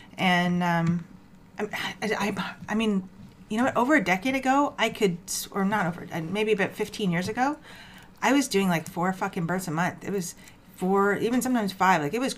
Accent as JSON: {"language": "English", "town": "Toronto", "region": "Ontario", "country": "Canada", "also_born_or_lived": "Ajax, Ontario", "moved": "as an adult", "lives_now": "Mississauga, Canada", "said": "oh, where are you from? Scarborough. I've been here 15 years"}